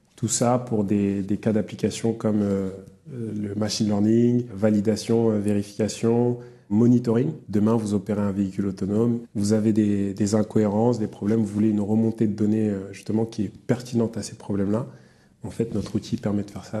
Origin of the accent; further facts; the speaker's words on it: Yvelines, near Mantes-la-Jolie, Île-de-France, France; je viens des, Yvelines, dans le, 78, près de Mantes-la-Jolie.